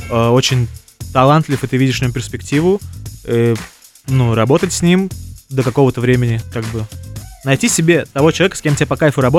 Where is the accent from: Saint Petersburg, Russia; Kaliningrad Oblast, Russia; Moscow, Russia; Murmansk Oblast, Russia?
Moscow, Russia; Zelenograd; Я из Зеленограда, Москва. Ну, окраина Москвы, Зеленоград.